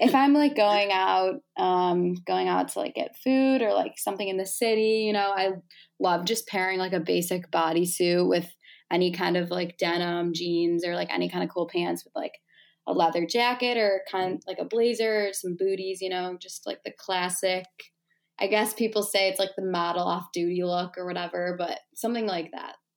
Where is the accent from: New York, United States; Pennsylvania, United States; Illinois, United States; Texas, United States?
Illinois, United States; Chicago; I'm from Chicago